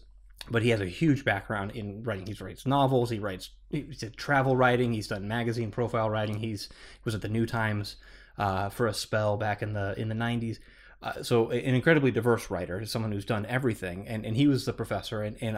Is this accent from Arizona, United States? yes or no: yes; Phoenix, Arizona, United States; born and raised in Phoenix.